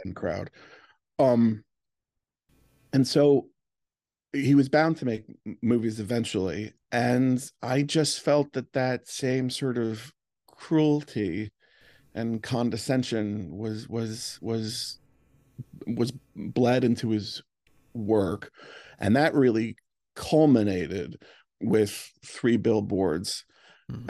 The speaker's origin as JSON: {"language": "English", "country": "Ireland", "said": "As an Irish person"}